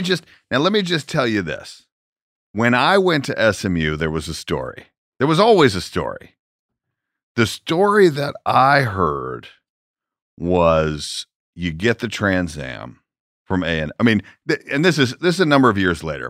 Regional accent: Atlanta, Georgia, United States; moved away; I'm from Atlanta

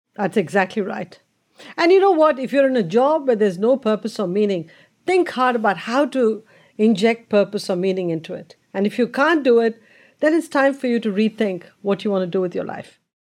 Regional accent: India; born or raised there; moved away

